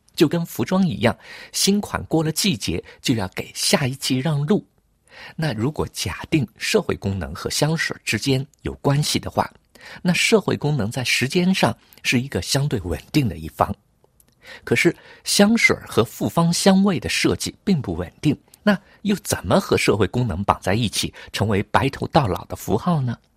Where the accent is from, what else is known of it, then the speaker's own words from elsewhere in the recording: Hangzhou, Zhejiang, China; now in Paris, France; 小的时候在杭州